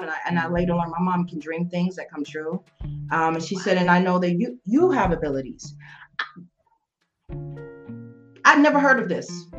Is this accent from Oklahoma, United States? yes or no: no; New York City, New York, United States; now in Las Vegas, United States; I'm growing up in New York